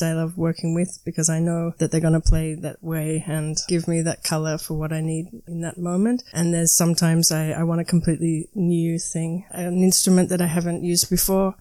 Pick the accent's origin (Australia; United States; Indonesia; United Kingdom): Australia; Melbourne, Victoria; moved away as an adult; also born or lived in Barcelona; now in Berlin, Germany; I'm a, eh, an Australian musician living in Berlin at the moment. I come from Melbourne, which is the second biggest city in Australia